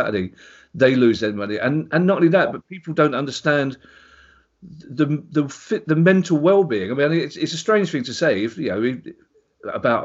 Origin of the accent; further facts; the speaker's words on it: London, United Kingdom; we're both from South London